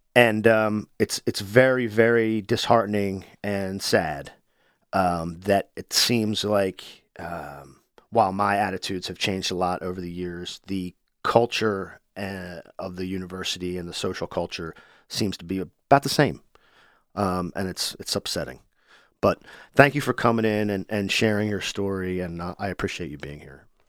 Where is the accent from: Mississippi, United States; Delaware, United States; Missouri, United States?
Delaware, United States; Wilmington; I grew up in Wilmington.